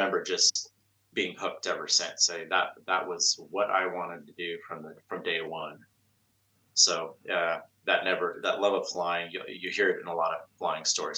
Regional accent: Bay Area, California, United States; I grew up in the Bay Area, so I'm a Bay Area native

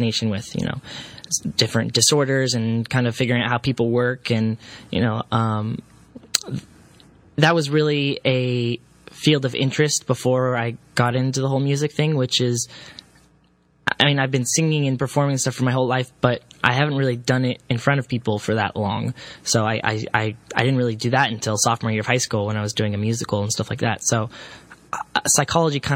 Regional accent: Castro Valley, California, United States; I grew up in the Bay Area in a very, very, very small town slash city called Castro Valley.

